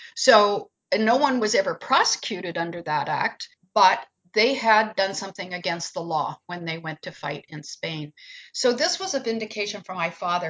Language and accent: English; Peterborough, Ontario, Canada; growing up in Peterborough